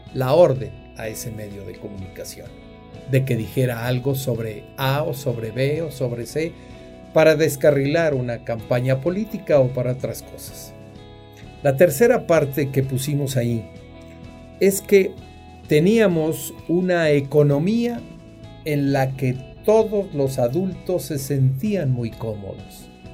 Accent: Huajuapan de León, Oaxaca, Mexico; yo nací en Guajuapan de León, que es camino hacia Oaxaca, y es Oaxaca

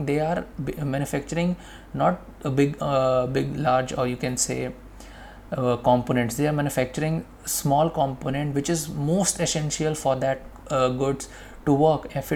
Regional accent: India; we as an Indian

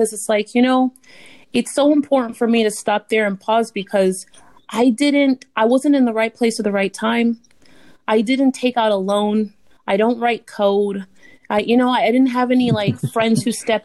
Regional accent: Miami, Florida, United States; I'm from Miami

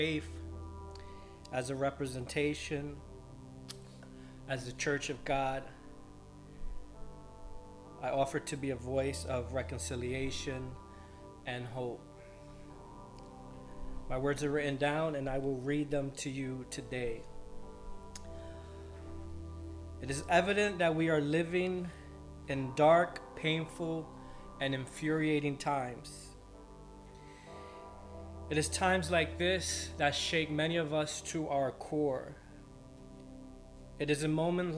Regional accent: United States; I stand here as a born American with Colombian, Puerto Rican, and Spanish blood flowing in my veins

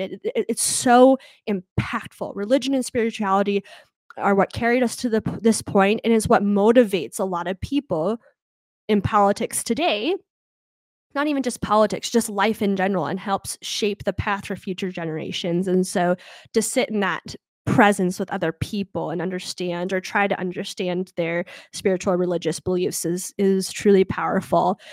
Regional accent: United States; I'm an American

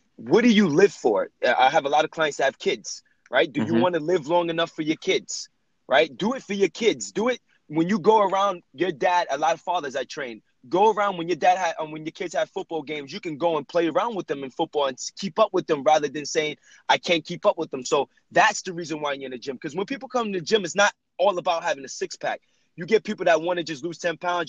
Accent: Jersey City, New Jersey, United States; I was raised in Jersey City, New Jersey

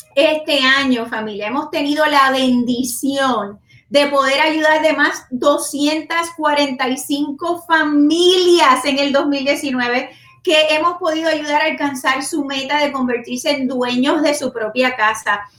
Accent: Puerto Rico; soy boricua

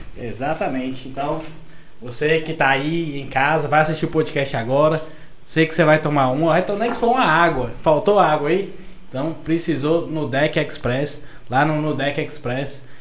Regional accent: Pirapora, Minas Gerais, Brazil; Se me perguntar de onde eu sou, eu falo que eu sou piraporense.

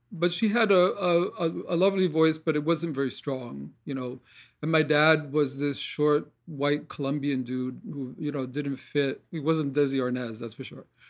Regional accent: New York City, New York, United States; I grew up in Corona, Queens

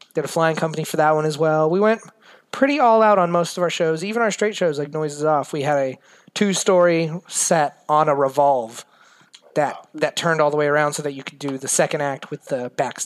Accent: Merritt Island, Florida, United States; moved away as an adult; now in Asheville, United States; I born and raised in Merritt Island, Florida. For those of you listening, that's real close to Orlando, about 45 minutes to an hour southeast of it. So it's a nice little town right next to Kennedy Space Center where they launched the shuttles.

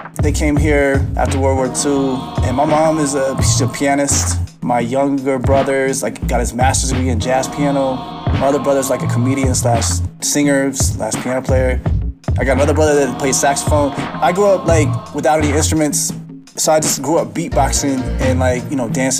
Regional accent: Little Rock, Arkansas, United States; now in Denver, United States; I grew up in Little Rock, Arkansas

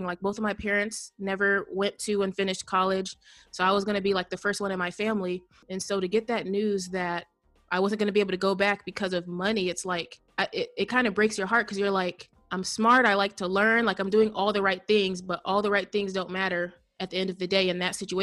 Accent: Indiana, United States; I am from the United States in a state called Indiana.

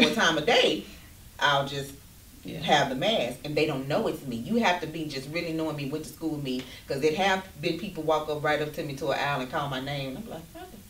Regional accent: Fort Worth, Texas, United States; We are from Eastwood.

